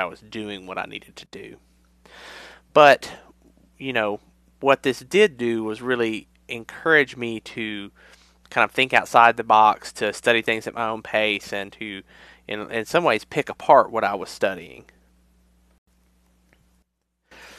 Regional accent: Mid-South, United States; I grew up in a very rural area in the Mid-South

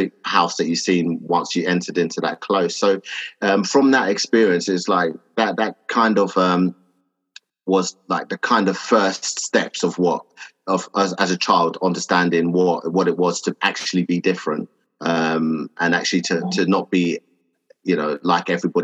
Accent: London, United Kingdom; also born or lived in Enfield; I was born and raised in Hackney in Stoke Newington, and so it was predominantly a black area

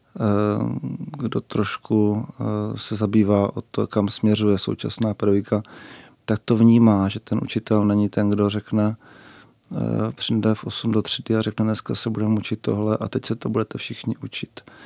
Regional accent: Brno, South Moravian Region, Czechia; u nás v Bosanách jsou eh, čtyři spolky divadelní.

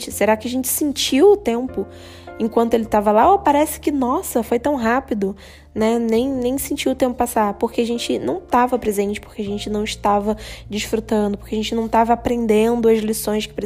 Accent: Rio de Janeiro, Brazil; now in Indaiatuba, Brazil; Então, eu venho do Rio de Janeiro, eu morava no Rio, né?

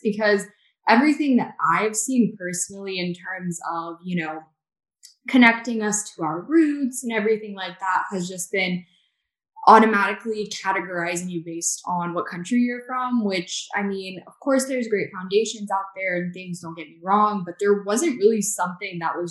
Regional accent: the South, United States; I grew up in the South

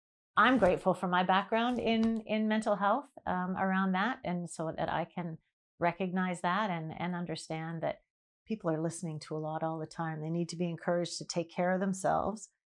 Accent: Vancouver, British Columbia, Canada; I grew up in Vancouver till I was 21.

